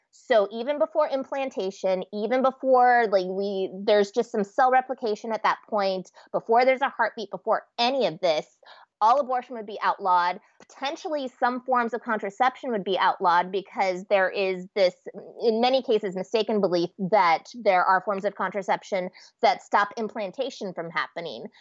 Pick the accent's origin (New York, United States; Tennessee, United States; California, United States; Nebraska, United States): Nebraska, United States; moved away as an adult; now in Minnesota, United States; I was raised in Nebraska, pretty uptight kid